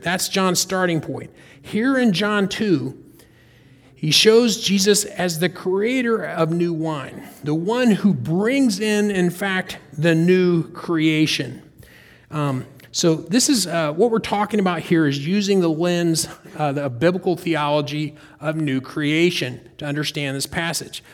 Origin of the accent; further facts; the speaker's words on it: North Carolina, United States; We're from North Carolina. I grew up in North Carolina